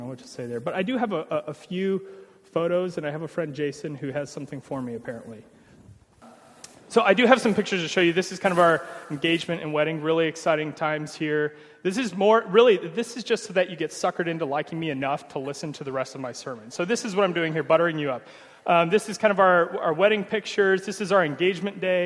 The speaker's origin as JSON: {"language": "English", "town": "Omaha", "region": "Nebraska", "country": "United States", "tie": "born or raised there", "said": "I'm from Omaha, Nebraska, born and bred"}